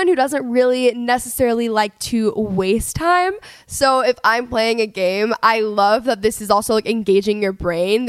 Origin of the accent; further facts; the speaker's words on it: Dallas, Texas, United States; now in Los Angeles, United States; I'm from Texas